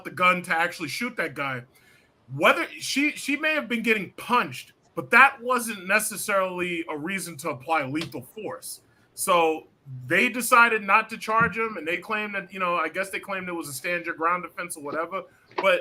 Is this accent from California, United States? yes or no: no; New York City, New York, United States; I'm a New Yorker, I ride these subways